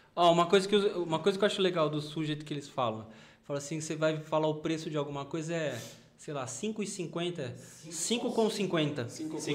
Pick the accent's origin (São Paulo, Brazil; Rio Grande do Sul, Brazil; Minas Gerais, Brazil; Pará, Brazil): São Paulo, Brazil; eu sou paulistano.